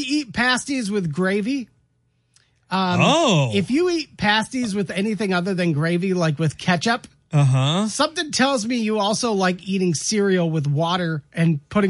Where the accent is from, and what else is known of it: Michigan, United States